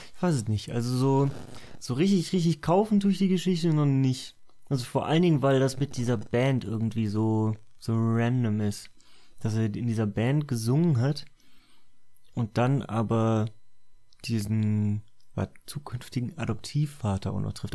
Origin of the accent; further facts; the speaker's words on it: Cologne, North Rhine-Westphalia, Germany; ich bin ja in Köln aufgewachsen.